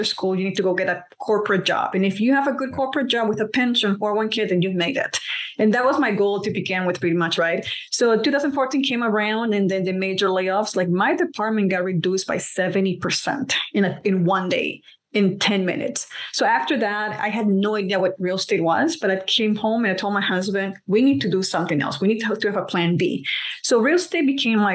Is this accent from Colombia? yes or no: yes; Colombia; moved away; I'm from Colombia, so we're immigrants